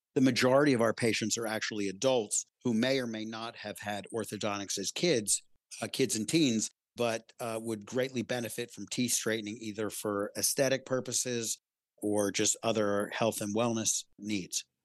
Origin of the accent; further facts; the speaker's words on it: Philadelphia, Pennsylvania, United States; I grew up in Philadelphia in a middle class family